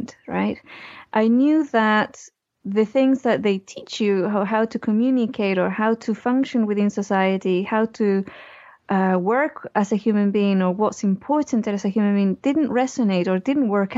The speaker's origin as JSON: {"language": "English", "country": "Chile", "tie": "born or raised there", "said": "I was born in Chile"}